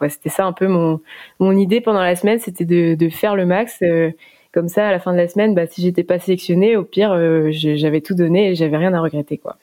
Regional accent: Morlaix, Brittany, France; je suis d'origine de Morlaix, donc j'ai commencé la voile dans la, dans baie de Morlaix toute petite euh, en famille

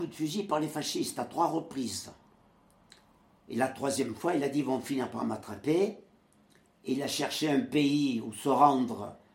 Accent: Le Muy, Provence-Alpes-Côte d'Azur, France; moved away as an adult; also born or lived in Creuse / Villeurbanne; né au Muy, dans le Var, euh, le 9 avril 1926.

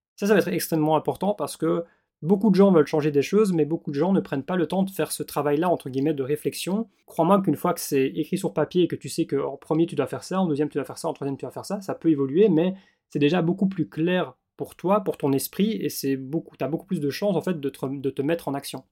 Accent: Belgium; moved away; also born or lived in Australia; je suis belge

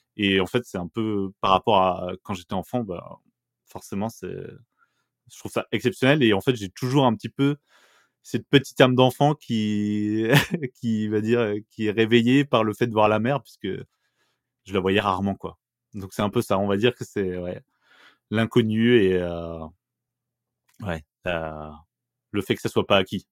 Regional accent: Bourgogne-Franche-Comté, France; moved away as an adult; j'ai grandi en Franche-Comté jusqu'à mes 20 ans

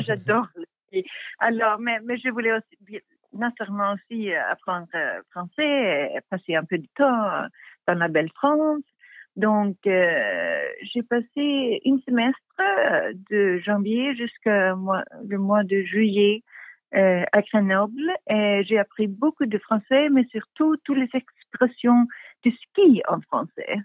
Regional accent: Stockholm, Stockholm County, Sweden; French is a second language; also born or lived in Sandhamn; ma famille vient de Stockholm depuis plus de, de 100 ans.

